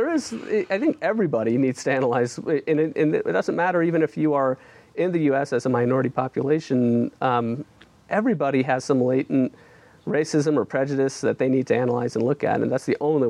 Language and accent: English; Midwest, United States; I grew up in a Muslim family, and we grew up in the Midwest, and, you know, my parents are you know, I wouldn't say they're extremely religious, but, you know, they're about as religious as your average Muslim